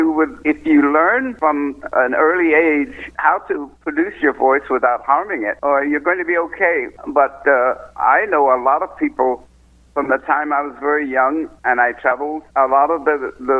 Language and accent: English; San Francisco, California, United States; also born or lived in Texas / England / Germany; I was raised in San Francisco